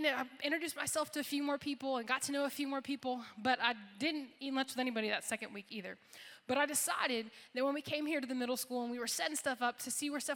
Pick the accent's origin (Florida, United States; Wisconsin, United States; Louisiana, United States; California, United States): Florida, United States; moved away as an adult; now in Kentucky, United States; I'm from Florida, so like super far away